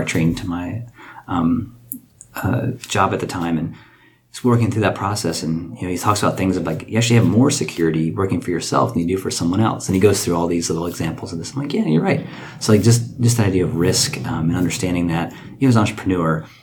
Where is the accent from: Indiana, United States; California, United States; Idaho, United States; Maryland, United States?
Maryland, United States; Frederick; I'm born and raised in Frederick.